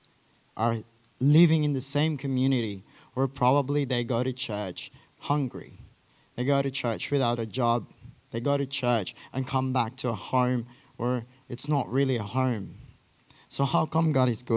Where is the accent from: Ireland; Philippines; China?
Philippines; I'm from the Philippines